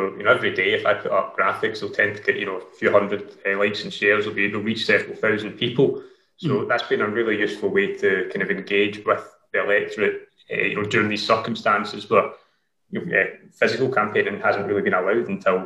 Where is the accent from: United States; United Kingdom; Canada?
United Kingdom; Dumbarton, Scotland; now in Glasgow, United Kingdom; I live in Glasgow currently. I grew up in Dumbarton and I lived there until a few years ago.